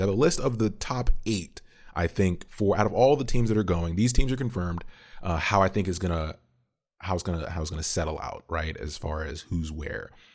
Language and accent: English; Ontario, Canada; now in Atlanta, United States; I am Canadian. So, originally born in Canada